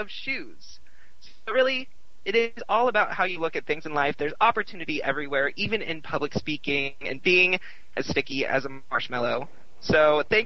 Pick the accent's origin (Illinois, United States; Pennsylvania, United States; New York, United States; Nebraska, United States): Nebraska, United States; now in Austin, United States; since I've done both of them in my home state